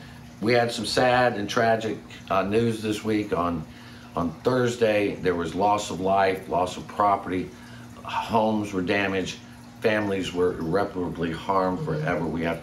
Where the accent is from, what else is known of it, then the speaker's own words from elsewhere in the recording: the South, United States; I grew up in the South where gun control was hitting what you aim at.